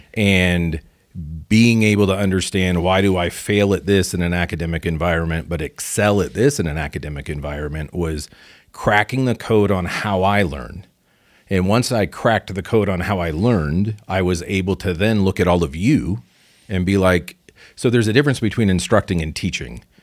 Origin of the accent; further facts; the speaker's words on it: Pacific Northwest, United States; moved away; also born or lived in Chicago; I'm from the Pacific Northwest originally